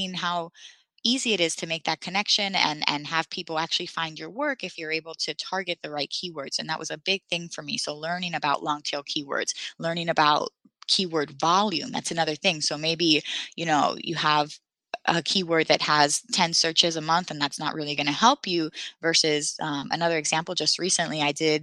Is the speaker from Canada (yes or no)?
no; Puerto Rico; moved away; I'm from Puerto Rico originally.